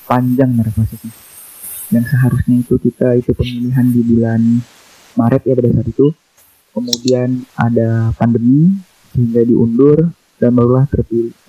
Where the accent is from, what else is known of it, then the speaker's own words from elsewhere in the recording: Rasau Jaya, West Kalimantan, Indonesia; Kemudian asal daerah saya, tepatnya itu di Raso Jaya, Kuburaya.